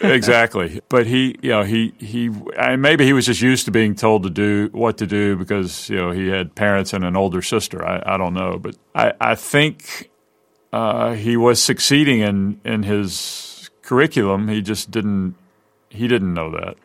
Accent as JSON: {"language": "English", "town": "Mobile", "region": "Alabama", "country": "United States", "tie": "born or raised there", "said": "Robin and I grew up together here in Mobile"}